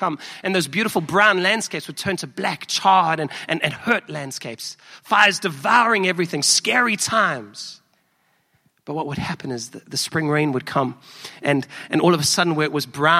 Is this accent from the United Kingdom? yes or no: no; South Africa; accent: South African; now in Chicago, United States; I'm from South Africa, if you may have picked up from my accent